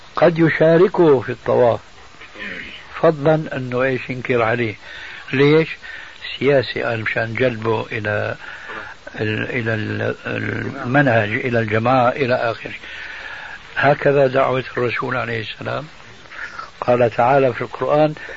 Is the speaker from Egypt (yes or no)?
no; Damascus, Syria; moved away; من بلاد الشام قبل أن نسكن هذا البلد